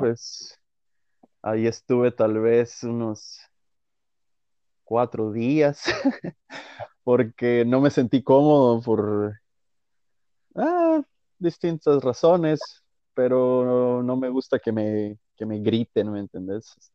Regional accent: Guatemala; moved away as an adult; yo no salí a buscar oportunidades, no salí a, a, crecer musicalmente de Guatemala

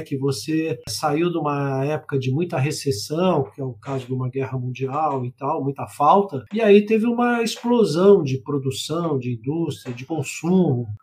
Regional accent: Rio de Janeiro, Brazil; eu sou do Rio de Janeiro

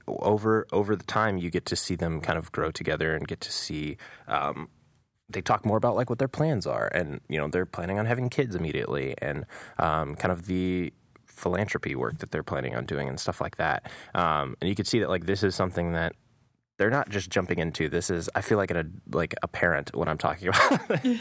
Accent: United States; as an American

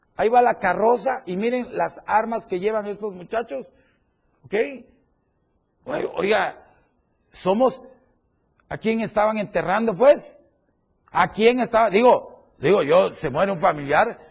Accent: Chiapas, Mexico; los que somos los chiapanecos.

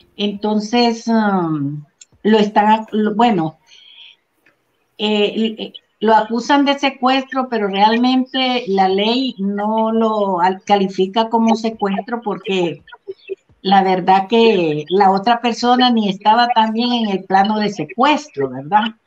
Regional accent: Trinidad, Santa Bárbara, Honduras; mi pueblo Trinidad Santa Bárbara

